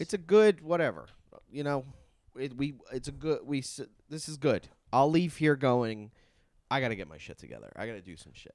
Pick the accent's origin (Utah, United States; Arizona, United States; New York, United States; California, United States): New York, United States; Long Island; born or raised there